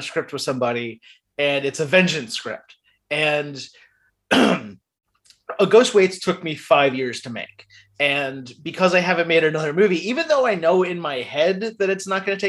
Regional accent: Midwest, United States; also born or lived in the South, United States; I grew up in the Midwest and the South

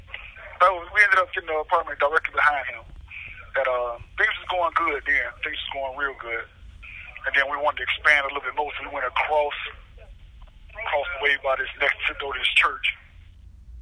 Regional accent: Miami, Florida, United States; I'm from Miami

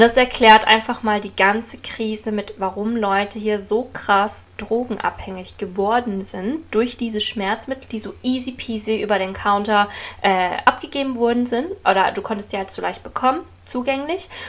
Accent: Germany; moved away as an adult; now in United States; ich bin aus Deutschland

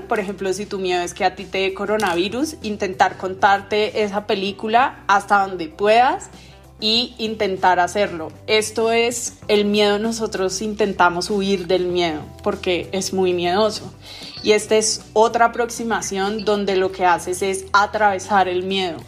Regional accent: Colombia; como buena colombiana que, que vivimos en el país

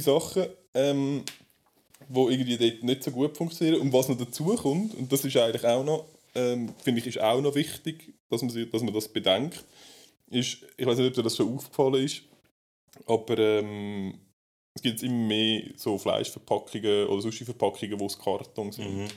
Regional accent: Switzerland; bei uns in der Schweiz

